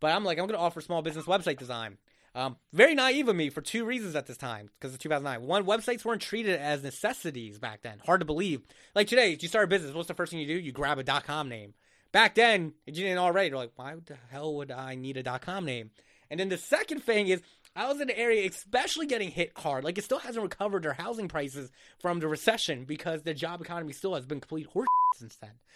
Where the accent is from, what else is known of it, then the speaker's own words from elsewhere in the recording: Egg Harbor, New Jersey, United States; moved away as an adult; now in Philadelphia, United States; I grew up literally in the Jersey Shore, um, in Egg Harbor